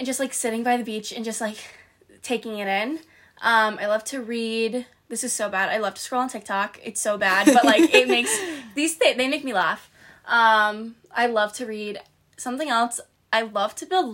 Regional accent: Rhode Island, United States; also born or lived in Springfield, Massachusetts; we're from the same hometown. We're from Rhode Island.

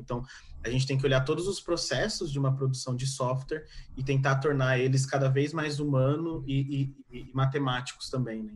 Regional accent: São Paulo, Brazil; Eu sou paulista

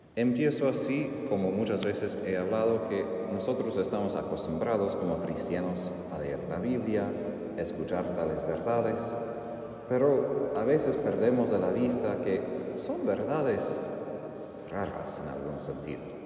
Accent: Texas, United States; Soy de Texas, mis vecinos al lado izquierdo eran muchas vacas y toros

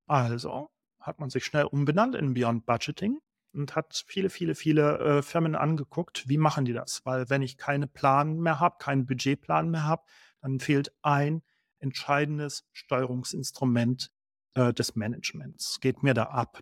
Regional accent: Baden-Württemberg, Germany; ich bin in Baden geboren, vielleicht hat man es eben gehört.

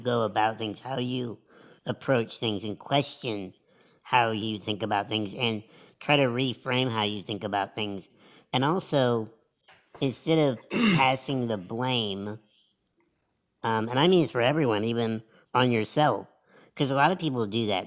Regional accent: United States; I was born in America

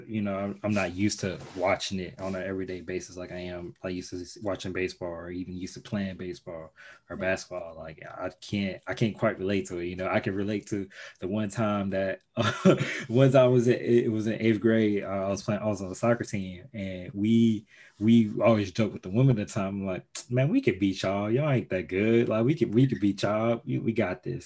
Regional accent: Chicago, Illinois, United States; now in Indiana, United States; I grew up in Chicago

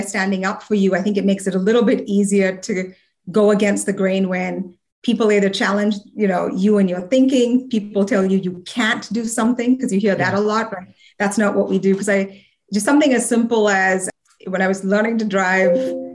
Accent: India; as a woman growing up in India

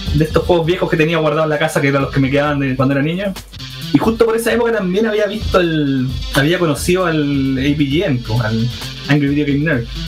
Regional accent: Iquique, Tarapacá, Chile; moved away as an adult; also born or lived in Santiago; yo soy originario de Iquique, pero en esa época estaba en Santiago

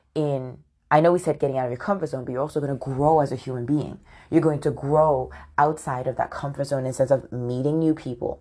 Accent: United Kingdom; also born or lived in London; I'm born in the U K and my dad's Nigerian, but my mom is from Scotland

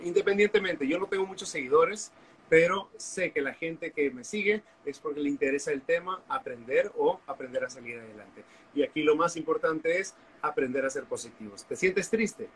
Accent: Honduras; also born or lived in Costa Rica; soy hondureño

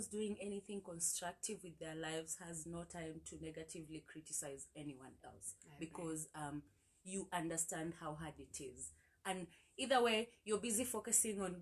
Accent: Kenya; my experiences and my frustrations as a Kenyan

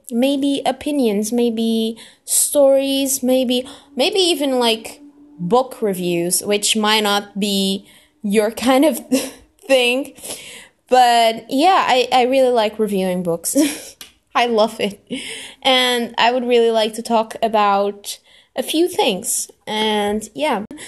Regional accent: Lisbon, Portugal; I am Portuguese. Yeah, I'm from Lisbon, which is the capital

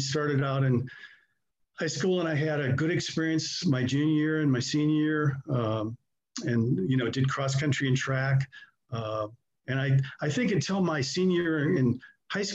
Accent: Iowa City, Iowa, United States; moved away; I'm originally from Iowa City and I ended up going to school

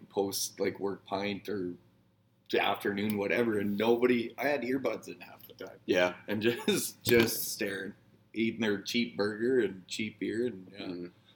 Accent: Northern Saskatchewan, Canada; I'm from Northern Sasky.

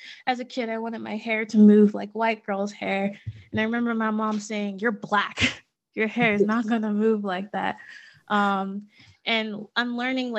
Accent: Pittsburgh, Pennsylvania, United States; I grew up in Pittsburgh

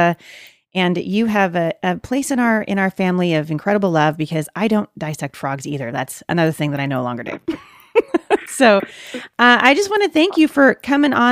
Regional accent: Portland, Oregon, United States; I live, near Portland, but I was born and raised right in the Portland, Oregon area

